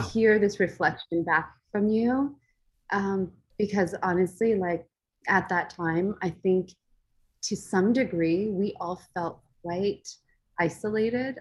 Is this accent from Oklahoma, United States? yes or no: no; Los Angeles, California, United States; also born or lived in Orange County, California; we actually um, grew up in Los Angeles